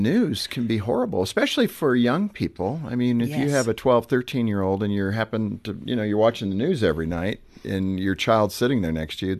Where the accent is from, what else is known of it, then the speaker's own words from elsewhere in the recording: California, United States; I grew up in California, so I, you know, it's kind of a thrill as a kid when you got the rumble.